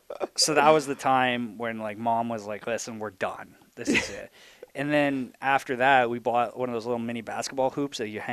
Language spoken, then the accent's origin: English; Imperial, United States; growing up in Imperial, you knew if you wanted to play, you're going to have